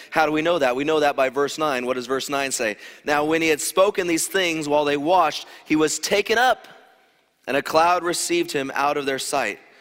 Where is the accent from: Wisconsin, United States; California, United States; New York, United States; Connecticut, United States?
California, United States; Loma Linda; moved away; I grew up in Loma Linda